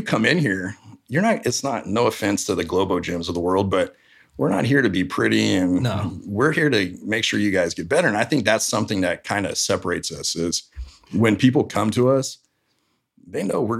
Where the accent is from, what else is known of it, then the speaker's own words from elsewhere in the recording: Florida, United States; now in Fresno, United States; I'm from Florida originally.